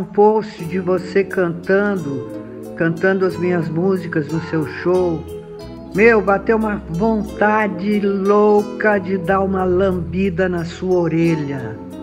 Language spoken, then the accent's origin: Portuguese; Brazil; não sou do Nordeste, mas sou do Brasil